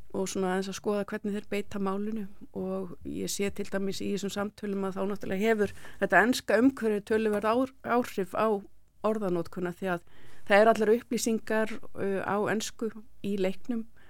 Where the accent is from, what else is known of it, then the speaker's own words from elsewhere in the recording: Iceland; við Íslendingar